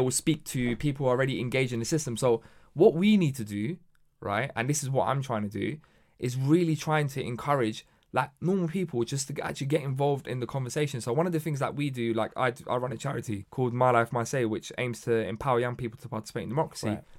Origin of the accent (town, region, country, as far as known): London, United Kingdom; born or raised there